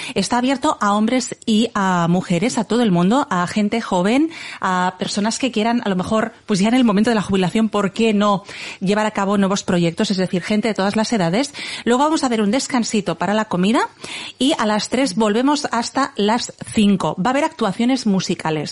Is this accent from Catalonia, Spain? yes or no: yes; Igualada, Catalonia, Spain; estamos a 45 minutos de Barcelona es mi ciudad natal